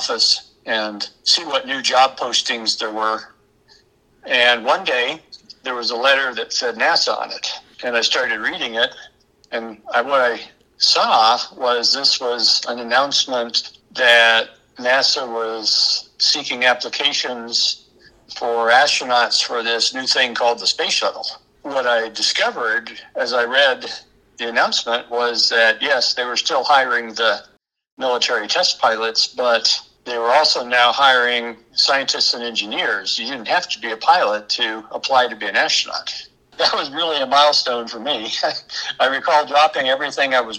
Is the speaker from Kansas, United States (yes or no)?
yes; Kansas, United States; also born or lived in Maryland; I was born in Kansas. My parents moved away for a few years and then we moved back. But I was in grade school in Maryland